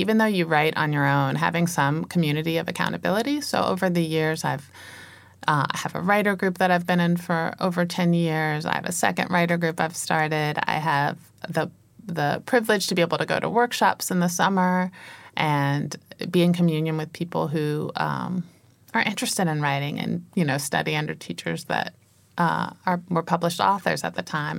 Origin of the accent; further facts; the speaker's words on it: Virginia, United States; I was born and raised in the United States in Virginia